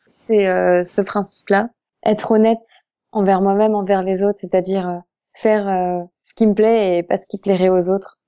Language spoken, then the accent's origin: French; Alsace, Grand Est, France; moved away; je ne suis pas du tout de la région parisienne, je suis alsacienne